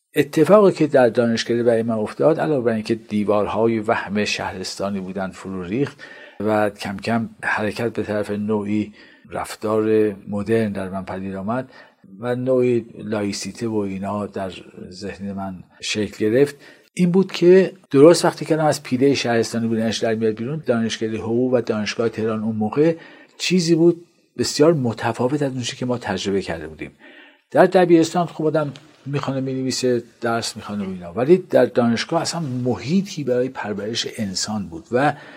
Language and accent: Persian; Qazvin, Qazvin Province, Iran; من در قزوین متولد شدم